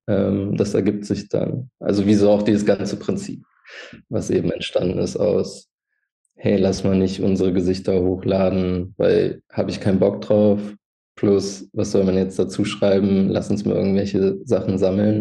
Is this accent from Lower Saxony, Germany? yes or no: yes; Hildesheim, Lower Saxony, Germany; born or raised there; now in Hanover, Germany